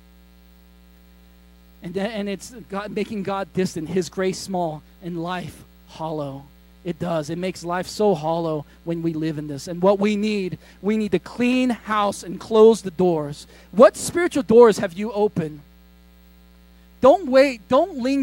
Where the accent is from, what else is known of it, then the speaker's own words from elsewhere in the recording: United States; I grew up in America